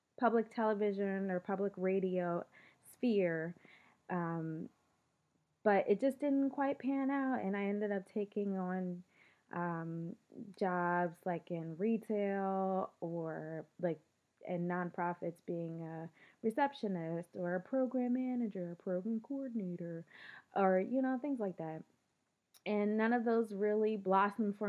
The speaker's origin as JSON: {"language": "English", "town": "Philadelphia", "region": "Pennsylvania", "country": "United States", "tie": "born or raised there", "said": "I grew up in Philly for the most part, one or two detours"}